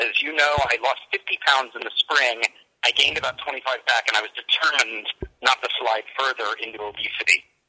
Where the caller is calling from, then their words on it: Vancouver, British Columbia, Canada; calling from Vancouver, British Columbia.